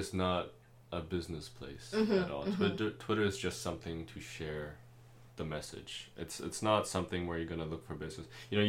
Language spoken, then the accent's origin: English; Malaysia; first language German and Cantonese; English is a second language; moved away; being from Malaysia